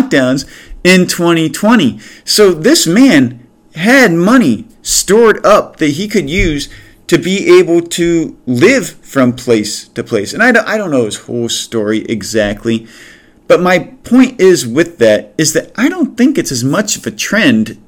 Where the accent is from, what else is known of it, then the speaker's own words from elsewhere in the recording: United States; also born or lived in Cleveland; we as American citizens